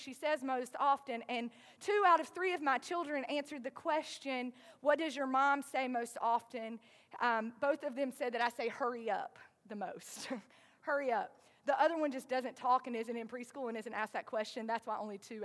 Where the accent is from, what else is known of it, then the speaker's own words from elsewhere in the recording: the South, United States; accent: southern; my southern accent is going to say hairy sometimes instead of hurry